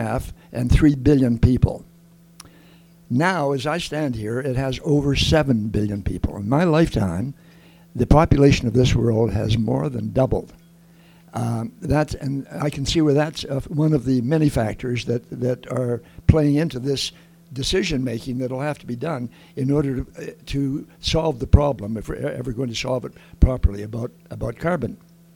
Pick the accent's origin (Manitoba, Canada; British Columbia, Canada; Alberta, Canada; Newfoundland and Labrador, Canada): Alberta, Canada; Lethbridge; I grew up here in Lethbridge and went to Bowman School.